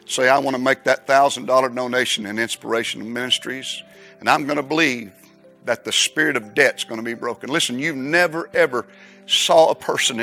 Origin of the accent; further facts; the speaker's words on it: United States; I'm an American. I love America